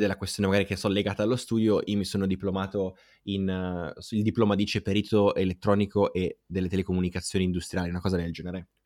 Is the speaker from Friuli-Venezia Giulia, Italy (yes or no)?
no; Aosta, Aosta Valley, Italy; vengo dalla Val d'Aosta o se non lo sapevano lo sanno ora, da una piccola città che è Aosta